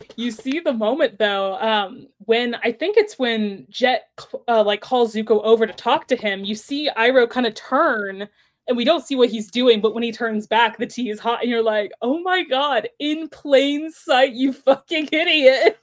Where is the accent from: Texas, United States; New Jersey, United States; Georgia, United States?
Texas, United States; I grew up in Texas